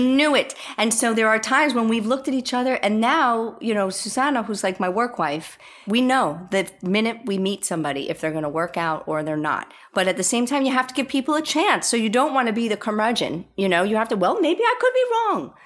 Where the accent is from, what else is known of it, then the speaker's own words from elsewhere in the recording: New York, United States; moved away; I'm a New Yorker